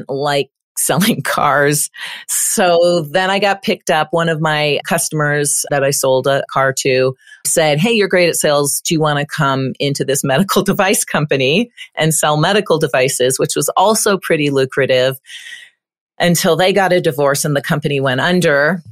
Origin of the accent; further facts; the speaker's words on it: Windsor, Ontario, Canada; moved away as an adult; also born or lived in Kitchener-Waterloo, Canada / British Columbia, Canada / Florida, United States; now in Colorado, United States; I'm Canadian. I was born in Canada and actually lived in Windsor for a very long time.